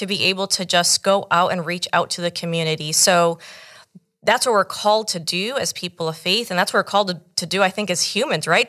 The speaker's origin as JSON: {"language": "English", "country": "United States", "tie": "born or raised there", "said": "my parents actually came from Cuba in nineteen seventy. I was born here in the States"}